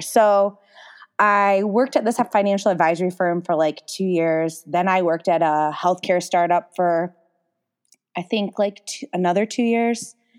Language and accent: English; Holly, Michigan, United States; I grew up in the small town of Holly, Michigan